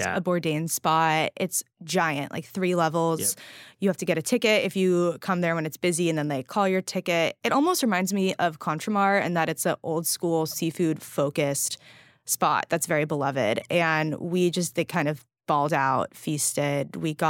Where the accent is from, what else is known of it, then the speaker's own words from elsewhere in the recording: California, United States; I'm a Californian